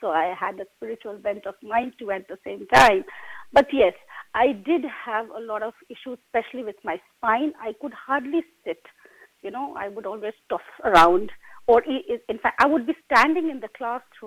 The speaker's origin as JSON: {"language": "English", "country": "India", "moved": "yes", "said": "I come from India"}